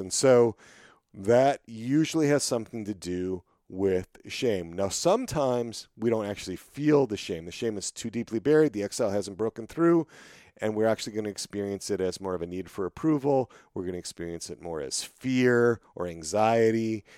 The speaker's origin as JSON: {"language": "English", "region": "Wisconsin", "country": "United States", "tie": "born or raised there", "said": "I grew up in Wisconsin"}